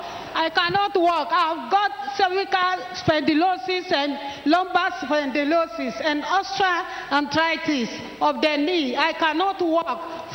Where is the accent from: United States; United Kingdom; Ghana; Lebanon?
Ghana; Even if I'm from Ghana, I even flew in by air and with a wheelchair and everything.